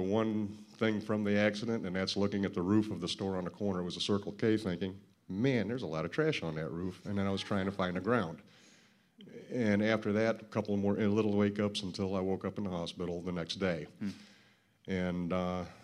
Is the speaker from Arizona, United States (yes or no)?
yes; Arizona, United States; I grew up in Arizona